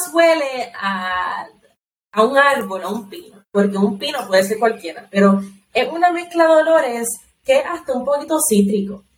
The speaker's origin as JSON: {"language": "Spanish", "country": "Puerto Rico"}